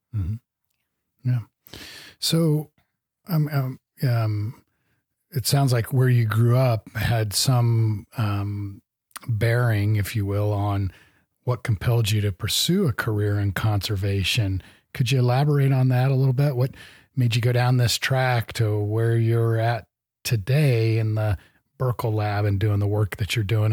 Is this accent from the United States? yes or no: yes; Great Plains, United States; I grew up in the Great Plains